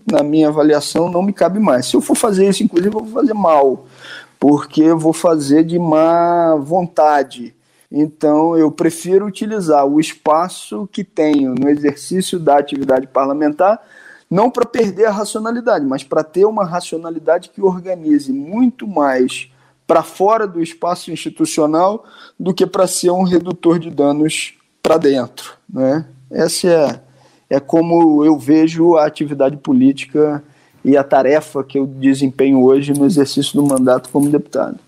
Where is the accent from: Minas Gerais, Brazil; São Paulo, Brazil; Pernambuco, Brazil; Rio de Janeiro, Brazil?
Rio de Janeiro, Brazil; Nova Friburgo; uma cidade chamada Nova Friburgo, que é a minha cidade natal